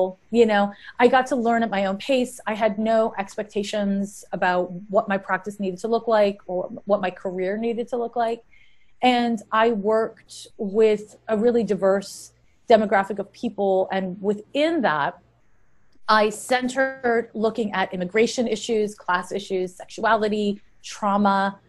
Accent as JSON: {"language": "English", "town": "Montreal", "region": "Quebec", "country": "Canada", "moved": "as an adult", "lives_now": "San Francisco, United States", "said": "I've been in the San Francisco, Oakland Bay Area since 1994, by way of Montreal, Quebec. I'm Canadian. And I moved to San Francisco in 94 to be an astrologer."}